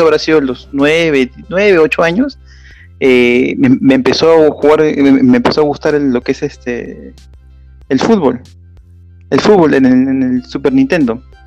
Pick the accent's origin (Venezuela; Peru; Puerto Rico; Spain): Peru; Lima; soy de Perú, de Lima